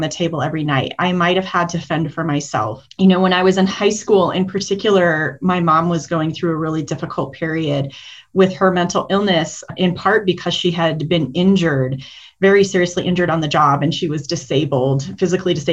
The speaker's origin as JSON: {"language": "English", "town": "Denver", "region": "Colorado", "country": "United States", "tie": "born or raised there", "said": "I grew up primarily in the Denver area. I am a Colorado native"}